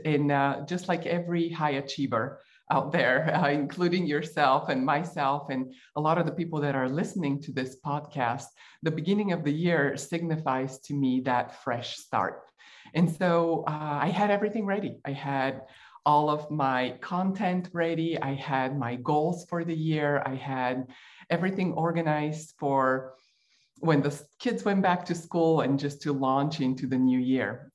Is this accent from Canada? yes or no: no; Bulgaria; moved away; I grew up in Bulgaria while it was still a communist country.